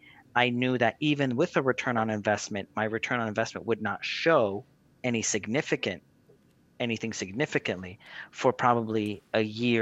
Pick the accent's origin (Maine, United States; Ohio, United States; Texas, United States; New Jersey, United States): New Jersey, United States; I grew up in New Jersey